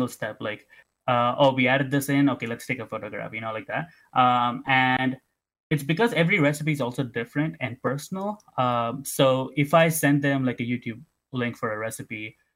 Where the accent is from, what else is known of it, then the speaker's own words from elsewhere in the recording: Tamil Nadu, India; now in Canada; Growing up in Tamil Nadu